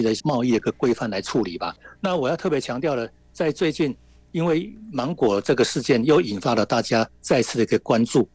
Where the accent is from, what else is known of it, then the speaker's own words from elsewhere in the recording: Taiwan; 在我们台湾这边